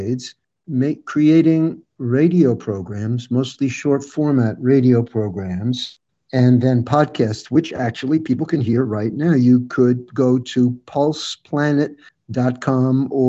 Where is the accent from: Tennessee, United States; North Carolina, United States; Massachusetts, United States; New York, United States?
New York, United States; I hail from New York. I grew up in New York, and my wife and I currently live in mid-state New York